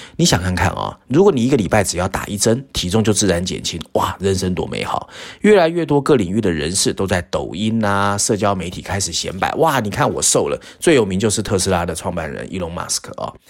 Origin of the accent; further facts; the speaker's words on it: Taiwan; 我们台湾人